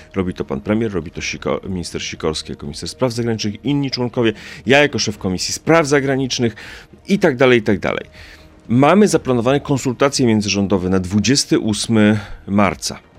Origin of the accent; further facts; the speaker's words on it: a village near Rzeszów, Subcarpathian Voivodeship, Poland; Pochodzę ze wsi spod Rzeszowa